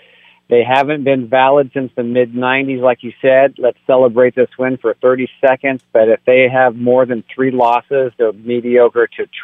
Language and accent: English; Texas, United States; now in California, United States; I was born in Texas. I live in California.